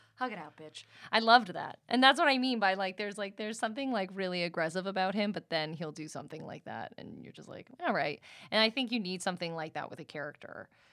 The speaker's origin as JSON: {"language": "English", "region": "East Coast", "country": "United States", "moved": "yes", "lives_now": "Los Angeles, United States", "said": "we're both from the East Coast"}